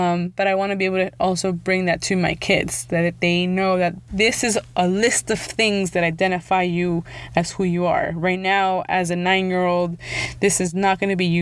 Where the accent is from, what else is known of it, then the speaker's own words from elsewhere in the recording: Los Angeles, California, United States; first language Spanish; English is a second language; also born or lived in the Valley; I was born in Los Angeles, even though now I live in the Valley